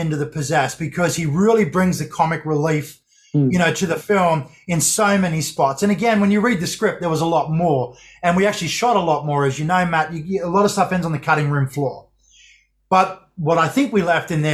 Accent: Australia

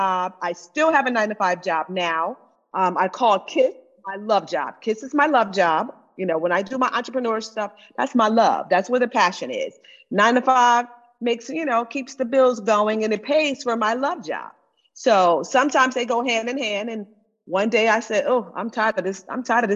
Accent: Florida, United States; moved away; I'm originally from Florida

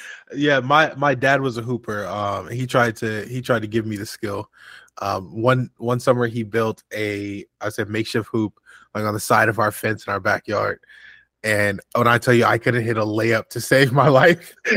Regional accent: St. Louis, Missouri, United States; I'm originally from from St. Louis, Missouri.

